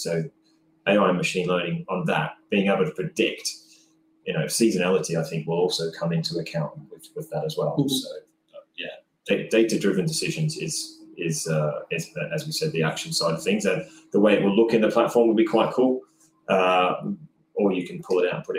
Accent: Australia; I'm Australian

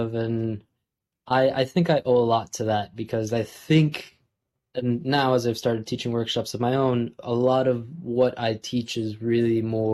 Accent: New Jersey, United States; also born or lived in New York City; I grew up in New Jersey, and that's still where I live, still at home. And I was born in New York City, but from a really young age, we moved out to New Jersey

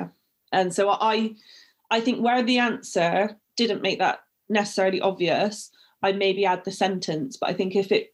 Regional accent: Bristol, South West England, United Kingdom; accent: Bristolian; I've called myself the Bristolian barrister, and that wasn't by mistake. I used to get ridiculed for my accent.

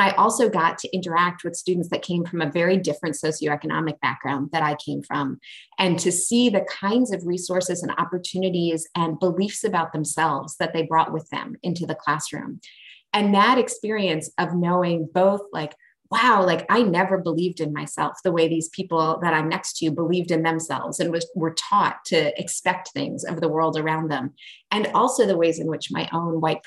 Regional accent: New York, United States; I grew up in New York

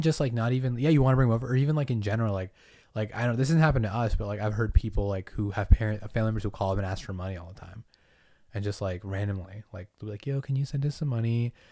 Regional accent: Massachusetts, United States; moved away; I was born on an island, grew up in Massachusetts.

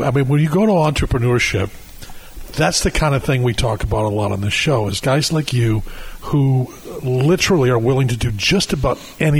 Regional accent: Michigan, United States; now in California, United States; I'm from Michigan. And what I knew from wine before I moved to California 20 years ago was wine in a box.

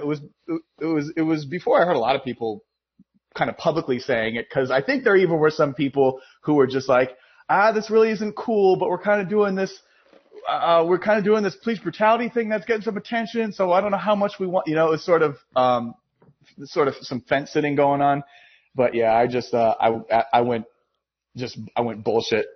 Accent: Massachusetts, United States; I'm from Massachusetts

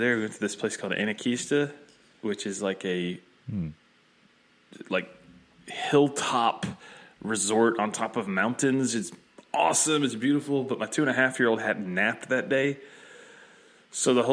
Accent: Northwest Georgia, United States; I grew up in Northwest Georgia, like surrounded by mountains

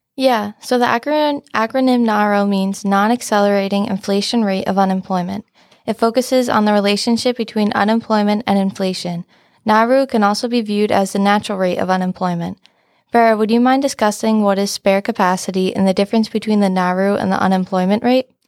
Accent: Stony Point, New York, United States; I'm from Stony Point, New York

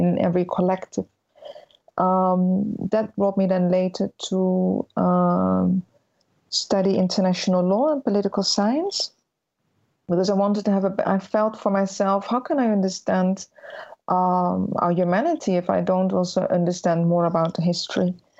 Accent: Netherlands; born or raised there

